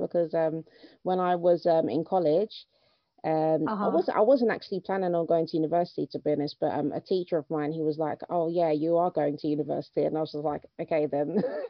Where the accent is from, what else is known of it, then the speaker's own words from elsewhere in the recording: London, United Kingdom; accent: London; moved away as an adult; now in Newcastle, United Kingdom; when I first moved to Newcastle, because I'm from London anyway, but when I first moved to Newcastle, I was a new Muslim.